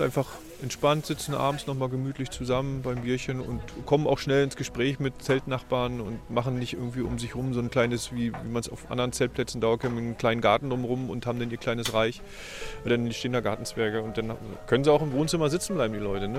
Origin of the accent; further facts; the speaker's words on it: Neustrelitz, Mecklenburg-Vorpommern, Germany; also born or lived in Wustrow; gebürtiger Mecklenburger aus Neustrelitz